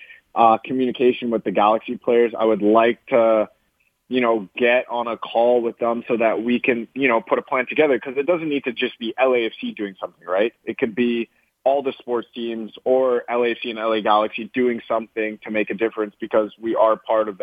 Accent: Canada; moved away as an adult; now in Los Angeles, United States

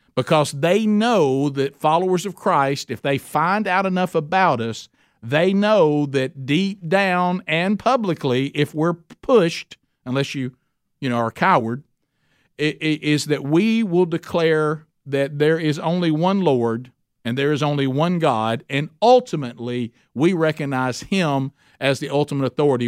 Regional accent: Oxford, Alabama, United States; Oxford, Alabama. That's my hometown

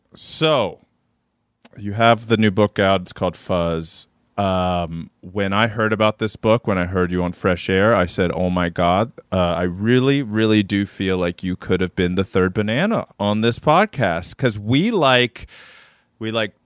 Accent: Maryland, United States; hoity-toity kid from Maryland

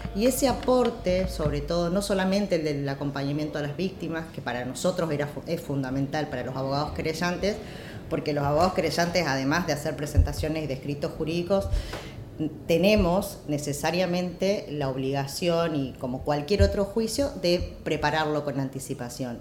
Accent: Jujuy, Argentina; yo soy de Jujuy, vengo de ahí

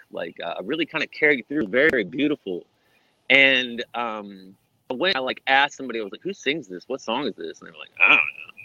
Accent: Hillsboro, Texas, United States; growing up in Hillsboro

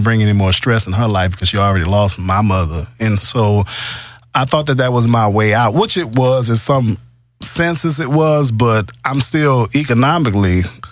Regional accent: New Orleans, Louisiana, United States; now in Houston, United States; I'm not a native Houstonian, but I'm from New Orleans. I came here with Hurricane Katrina

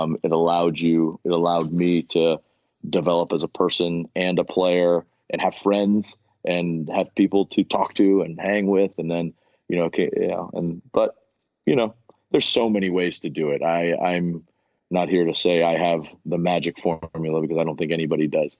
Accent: Miami, Florida, United States; growing up in Miami

